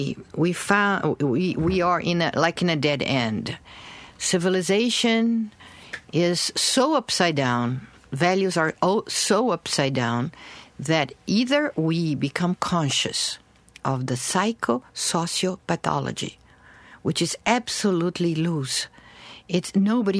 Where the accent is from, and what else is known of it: Brazil; moved away as an adult; also born or lived in New York City, United States